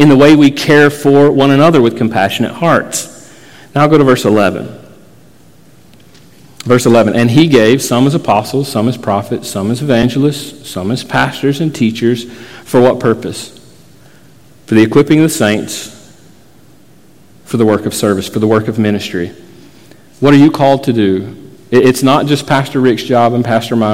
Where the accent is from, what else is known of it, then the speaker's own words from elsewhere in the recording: Florida, United States; I grew up in Florida